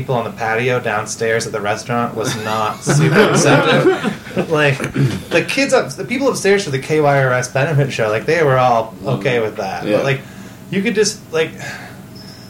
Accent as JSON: {"language": "English", "town": "Spokane", "region": "Washington", "country": "United States", "tie": "born or raised there", "said": "Growing up in Spokane, especially deep in the South Hill"}